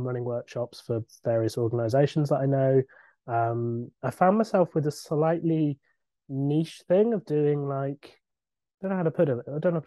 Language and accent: English; Somerset, South West England, United Kingdom; moved away as an adult; now in London, United Kingdom; I'm from Somerset, where we all talk like pirates